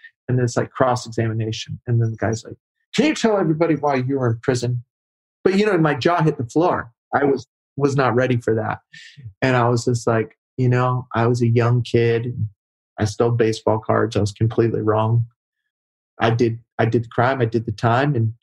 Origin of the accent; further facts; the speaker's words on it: Arkansas, United States; I grew up in Arkansas.